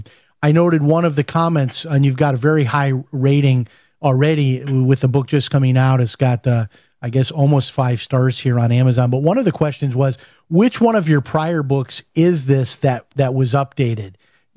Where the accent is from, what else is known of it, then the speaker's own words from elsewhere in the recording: Chicago, Illinois, United States; I'm from Chicago, so I have a better excuse that I've never been to Catalina Island.